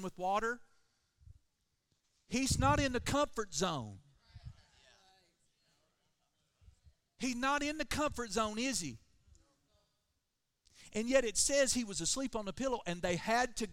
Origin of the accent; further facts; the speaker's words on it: Oklahoma, United States; I'm from Oklahoma